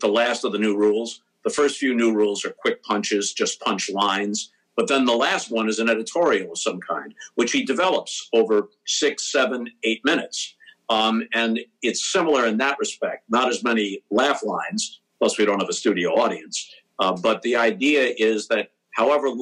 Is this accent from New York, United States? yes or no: yes; New York, United States; moved away as an adult; also born or lived in St. Louis, Missouri; When they ask me where I was born and raised, I say New York